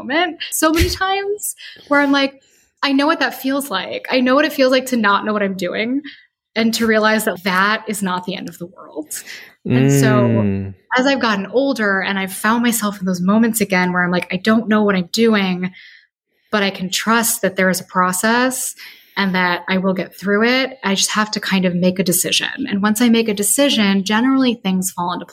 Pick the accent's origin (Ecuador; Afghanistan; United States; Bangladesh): United States; Chicago, Illinois; moved away as an adult; So I grew up in Chicago, which is why I moved back to Chicago.